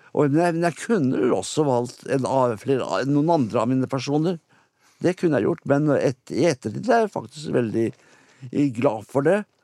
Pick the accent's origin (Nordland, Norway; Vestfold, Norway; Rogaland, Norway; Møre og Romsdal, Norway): Vestfold, Norway; Sandefjord; jeg kommer fra Kystby, da. Rundt Sandefjord